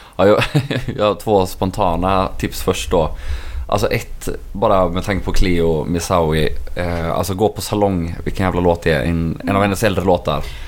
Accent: Ubbhult, Västra Götaland, Sweden; Ubbhult där jag växte upp

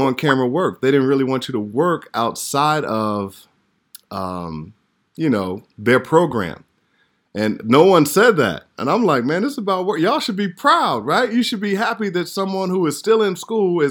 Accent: Chicago, Illinois, United States; moved away as an adult; also born or lived in Atlanta; I'm from Chicago

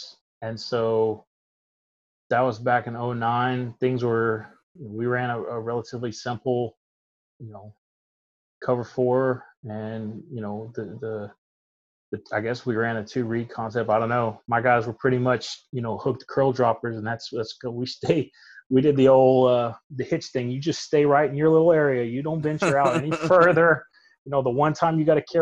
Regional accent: Houston, Texas, United States; growing up in Houston, in, you know, the late 90s and early 2000s

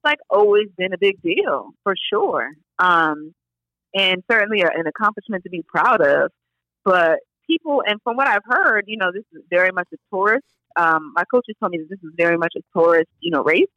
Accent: New York City, New York, United States; I'm from New York

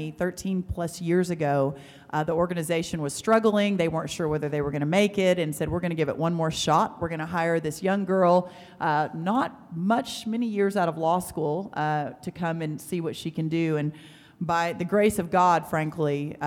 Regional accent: Glen Rose, Texas, United States; I was born and raised in a tiny town south of here called Glen Rose, Texas

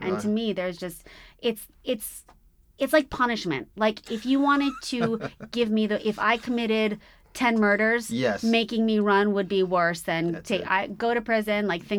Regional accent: New York City, New York, United States; now in Los Angeles, United States; I grew up in New York.

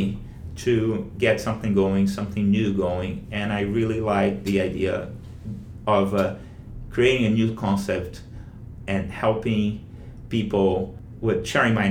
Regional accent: Rio de Janeiro, Brazil; moved away as an adult; now in Washington DC, United States; Leblon's the beach where I grew up in Rio, you know, in the area where I grew up in Rio.

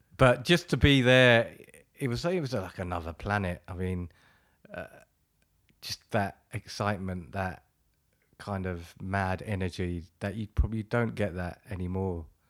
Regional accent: Wembley, London, United Kingdom; also born or lived in Ladbroke Grove, London; grew up in Wembley

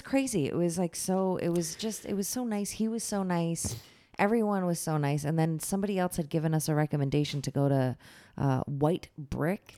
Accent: Michigan, United States; moved away; growing up in Michigan

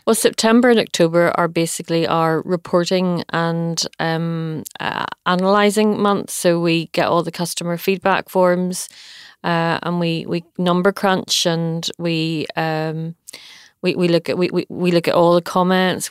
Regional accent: Bangor, Northern Ireland, United Kingdom; born or raised there

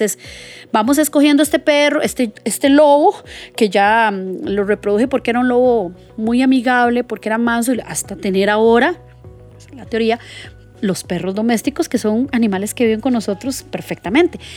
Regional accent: Costa Rica; como ticos

